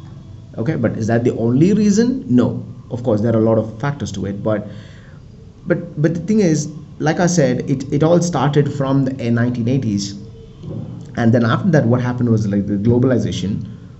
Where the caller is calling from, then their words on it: India; I mean, I'm recording this from India, right? So India is mostly known for scarcity, malnutrition, slavery, and all that.